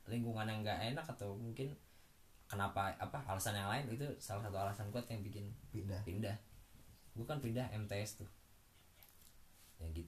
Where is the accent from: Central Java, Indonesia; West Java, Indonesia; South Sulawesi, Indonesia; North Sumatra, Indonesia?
West Java, Indonesia; Subang; also born or lived in Bekasi / Karawang; emang gue kecil di asu di Subang kan nah terus semenjak pindah ke Karawang gue lahir dulu di Bekasi lah numpang lahir doang